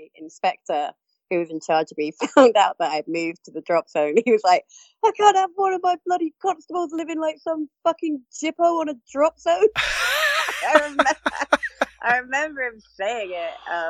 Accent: Cornwall, South West England, United Kingdom; moved away as an adult; also born or lived in Birmingham; And growing up in Cornwall, I was used to, you know, a lot of space and adventure and outdoor sports.

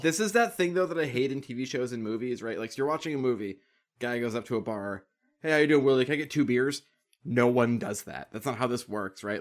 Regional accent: Boston, Massachusetts, United States; I live in the woods and I'm from Boston

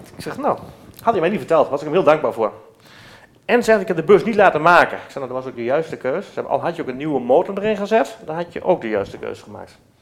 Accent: Netherlands; wij zijn zelf ook Nederlanders

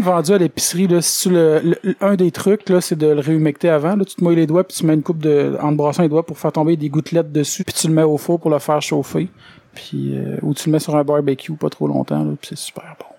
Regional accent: Quebec, Canada; moved away as an adult; also born or lived in Victoriaville; je viens du Lac-Saint-Jean

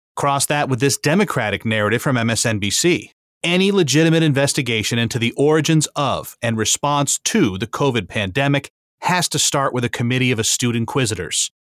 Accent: New England, United States; born or raised there

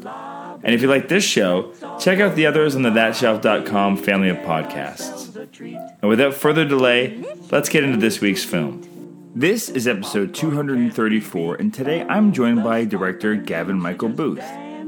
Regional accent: Canada

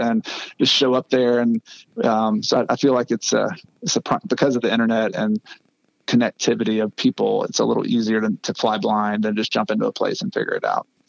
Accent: United States; also born or lived in Ecuador

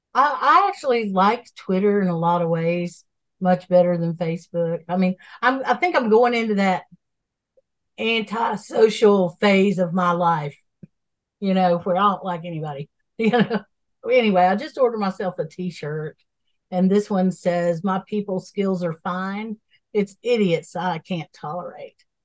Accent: Asheville, North Carolina, United States; I'm from Asheville

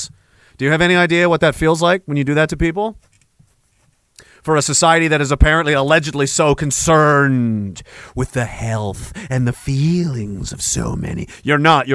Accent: United Kingdom; we're British

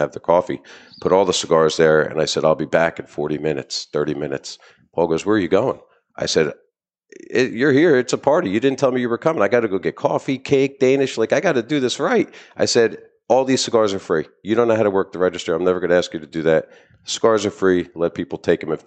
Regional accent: New Jersey, United States; I'm from Jersey.

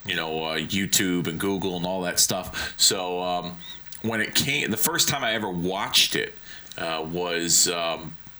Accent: Hartford, Connecticut, United States; my hometown in Hartford

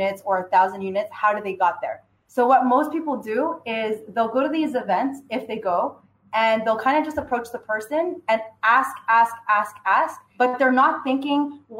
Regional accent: Vaudreuil, Quebec, Canada; I'm from Montreal, well, west of Montreal, so Vaudreuil.

